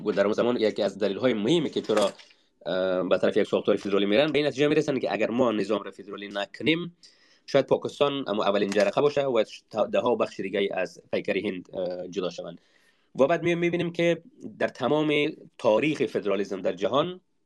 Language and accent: Persian; Afghanistan; منی تاجیک وقتی که افغان میشم دیگر به قیمت تاجیک بودنم تمام